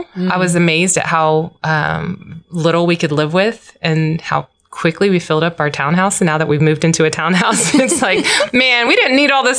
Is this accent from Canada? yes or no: no; Guam; born there; I was born on the mission field. I was born in Timon and Guam.